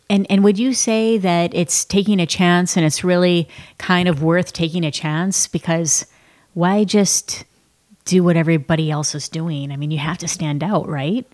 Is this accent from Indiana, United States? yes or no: no; Columbiaville, Michigan, United States; moved away; I was in Columbiaville, Michigan on a dirt road